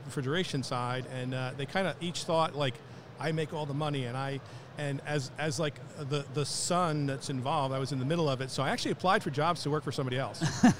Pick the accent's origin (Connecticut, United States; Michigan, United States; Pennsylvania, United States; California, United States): Connecticut, United States; Milford; Born and raised in Milford, Connecticut.